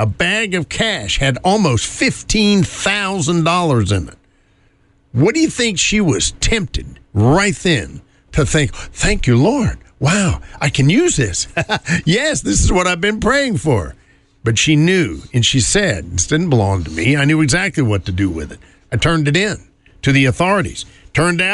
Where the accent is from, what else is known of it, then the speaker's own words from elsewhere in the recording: North Carolina, United States; moved away; riding in the back of the bus in my home state